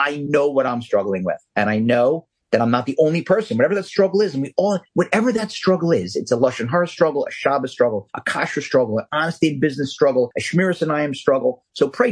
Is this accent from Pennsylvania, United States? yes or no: yes; Philadelphia, Pennsylvania, United States; I'm from Philly